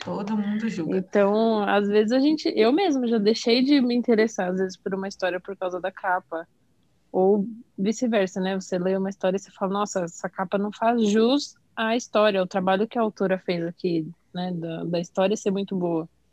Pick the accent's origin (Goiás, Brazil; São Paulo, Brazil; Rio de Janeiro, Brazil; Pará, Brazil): São Paulo, Brazil; tenho 25 anos, sou de São Paulo